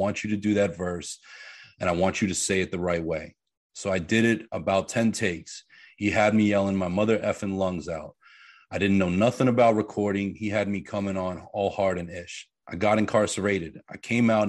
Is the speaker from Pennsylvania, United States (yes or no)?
yes; Pittsburgh, Pennsylvania, United States; I grew up in Pittsburgh. So Pennsylvania